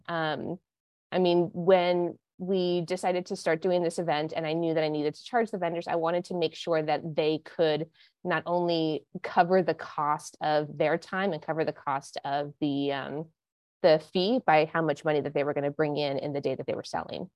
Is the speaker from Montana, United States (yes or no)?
yes; Montana, United States; moved away as an adult; also born or lived in Santa Barbara, California / Los Angeles / New York; now in Connecticut, United States; I am not from Connecticut. No. um, I grew up in Montana.